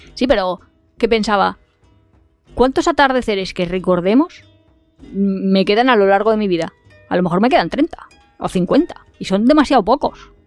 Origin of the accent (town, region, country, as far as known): Valencia, Valencian Community, Spain